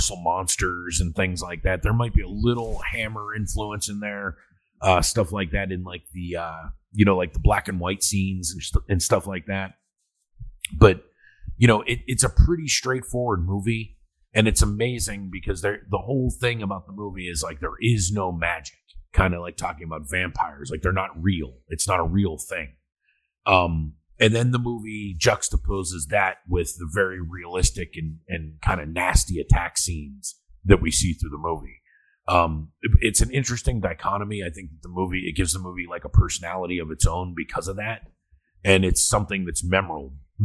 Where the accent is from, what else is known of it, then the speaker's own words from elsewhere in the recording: Pittsburgh, Pennsylvania, United States; growing up in Pittsburgh